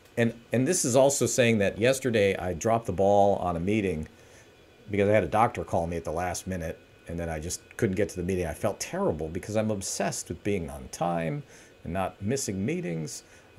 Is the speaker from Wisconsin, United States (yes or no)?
yes; Milwaukee, Wisconsin, United States; I'm like from Milwaukee. It's my Milwaukee voice.